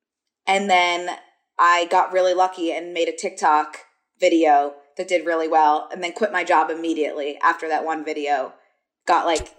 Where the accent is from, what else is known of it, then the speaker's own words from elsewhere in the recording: Philadelphia, Pennsylvania, United States; moved away as an adult; now in Los Angeles, United States; I'm from the Main Line, which is just a suburb right outside of Philly.